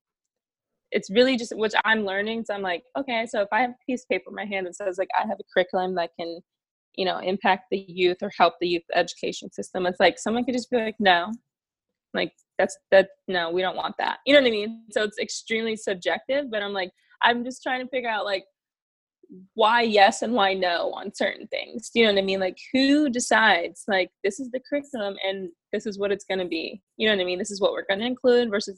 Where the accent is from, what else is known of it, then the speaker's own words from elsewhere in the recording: Chicago, Illinois, United States; my hometown